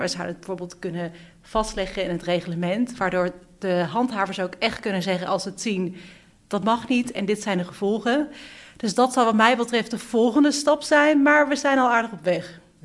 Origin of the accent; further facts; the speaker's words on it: Beuningen, Gelderland, Netherlands; now in The Hague, Netherlands; ik kom uit Beuningen. En toen ik, dat is een plekje naast Nijmegen, en toen ik hier naartoe ging